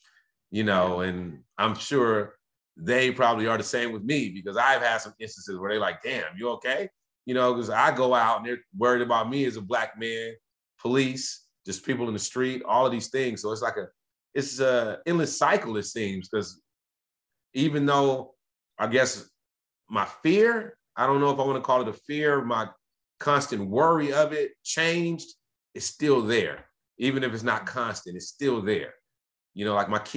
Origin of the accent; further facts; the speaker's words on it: Los Angeles, California, United States; growing up in South Central